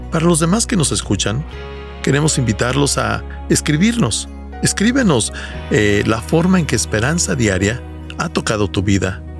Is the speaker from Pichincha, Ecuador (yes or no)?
yes; Quito, Pichincha, Ecuador; born there; Nací en Quito, Ecuador, dentro de una familia disfuncional y alcohólica.